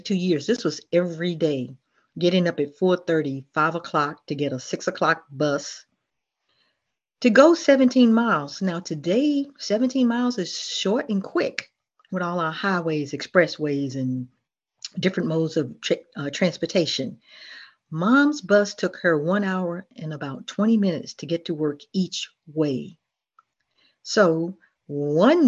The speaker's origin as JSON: {"language": "English", "town": "Memphis", "region": "Tennessee", "country": "United States", "tie": "born or raised there", "also_born_or_lived": "Millington, Tennessee / Chesapeake, Virginia", "moved": "yes", "lives_now": "Virginia, United States", "said": "I grew up in Memphis, Tennessee, but I was born in Millington, Tennessee"}